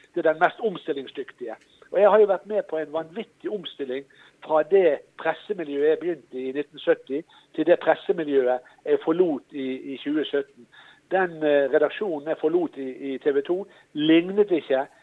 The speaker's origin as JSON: {"language": "Norwegian", "country": "Norway", "also_born_or_lived": "Florida", "said": "jeg er fra Norge"}